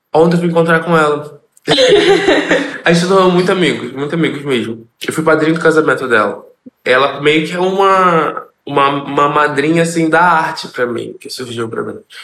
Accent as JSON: {"language": "Portuguese", "region": "Rio de Janeiro", "country": "Brazil", "said": "sou da favela do Jacaré, vim da favela do Jacaré, moro na favela do Jacaré"}